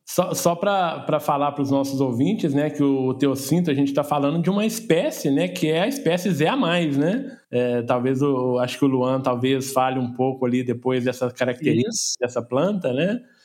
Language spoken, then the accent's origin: Portuguese; Rio de Janeiro, Brazil; eu do Rio de Janeiro